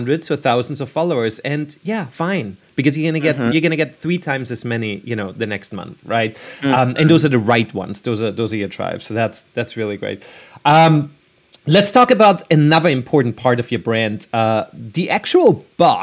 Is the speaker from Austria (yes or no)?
yes; Vienna, Austria; moved away; I'm from Vienna, Austria.